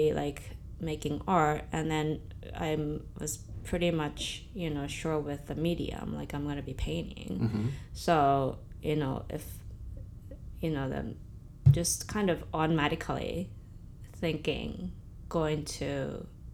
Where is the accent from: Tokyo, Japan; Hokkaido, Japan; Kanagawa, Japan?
Tokyo, Japan; Chofu; moved away as an adult; now in Brooklyn, New York, United States; Born and raised in Tokyo